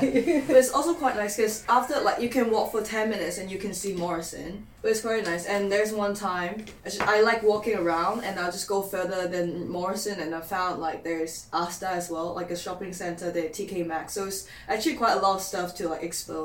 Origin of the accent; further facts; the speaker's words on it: Hong Kong; moved away as an adult; now in Newcastle, United Kingdom; I'm from Hong Kong